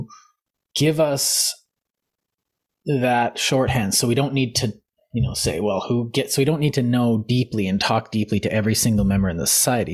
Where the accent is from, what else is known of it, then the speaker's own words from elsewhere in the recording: Canada; we're Canadian